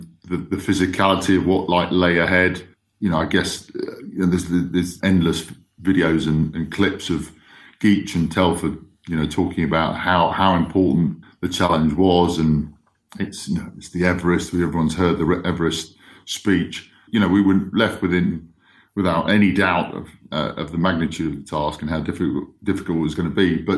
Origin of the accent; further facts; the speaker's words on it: Spain; also born or lived in Kenya; growing up in Spain and Kenya, you know, we'd have a lot of Irish, Scottish, Welsh friends